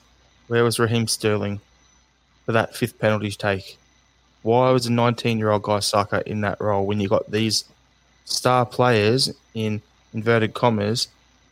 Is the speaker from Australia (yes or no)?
yes; Australia; as an Australian